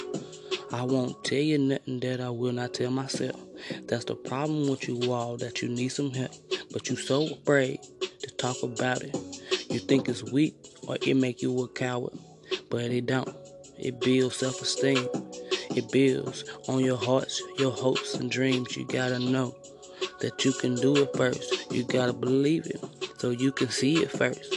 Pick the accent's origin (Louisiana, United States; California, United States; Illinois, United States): Illinois, United States; East St. Louis; I'm from East St.